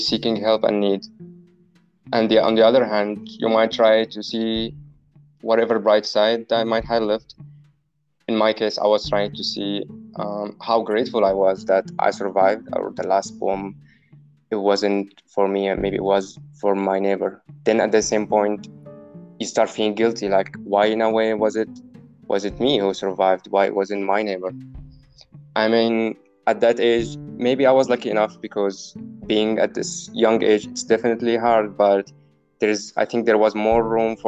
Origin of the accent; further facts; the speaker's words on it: Homs, Homs Governorate, Syria; moved away; I was born in Homs in Syria